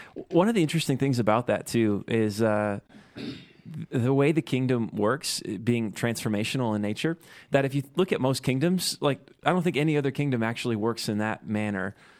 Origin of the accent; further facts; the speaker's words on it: rural Midwest, United States; moved away as an adult; now in Utah, United States; I'm from the Midwest and, uh, from the rural Midwest